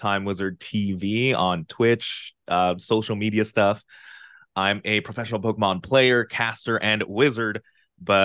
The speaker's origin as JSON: {"language": "English", "country": "Philippines", "said": "I'm from the Philippines"}